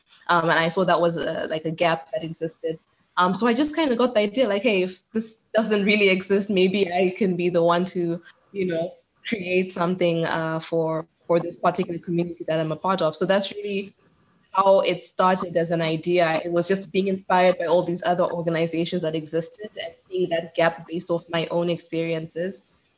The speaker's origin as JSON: {"language": "English", "country": "Zimbabwe", "tie": "born or raised there", "also_born_or_lived": "Botswana / Cyprus / Netherlands", "said": "I'm originally from Zimbabwe. That's where I was born. But I spent most of my childhood in Botswana, actually, and then my high school years in Zimbabwe."}